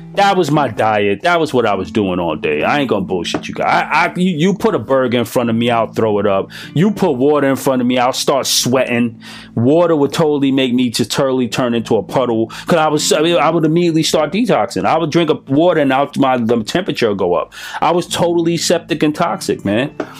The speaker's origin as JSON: {"language": "English", "country": "United States", "said": "I'm American."}